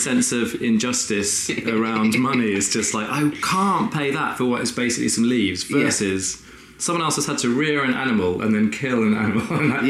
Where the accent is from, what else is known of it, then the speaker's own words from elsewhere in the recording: Rugby, West Midlands, United Kingdom; moved away; also born or lived in Brighton; I'm from Rugby originally in the Midlands.